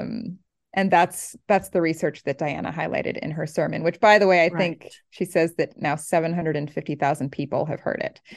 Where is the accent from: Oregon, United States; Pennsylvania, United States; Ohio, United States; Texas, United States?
Oregon, United States; moved away as an adult; also born or lived in Southern California; now in East Coast, United States; Oregon, which is on the West Coast